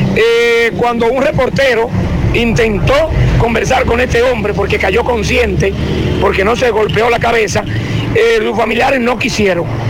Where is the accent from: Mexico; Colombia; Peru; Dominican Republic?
Dominican Republic; nosotros los dominicanos